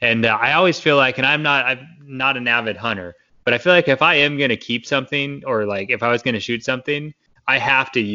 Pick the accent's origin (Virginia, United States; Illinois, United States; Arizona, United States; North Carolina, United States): Arizona, United States; Phoenix; I grew up in Phoenix, where it's just a big city